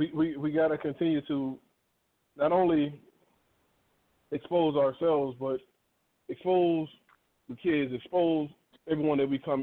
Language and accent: English; Tampa, Florida, United States; now in Georgia, United States; growing up in Ybor City, it was predominantly Black and Hispanic.